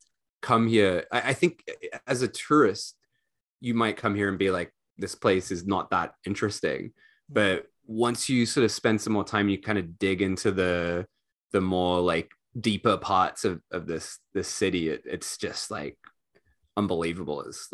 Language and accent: English; Australia; also born or lived in Europe; I'm sort of in a weird spot where I actually didn't spend most of my childhood in Australia. So I grew up in Europe.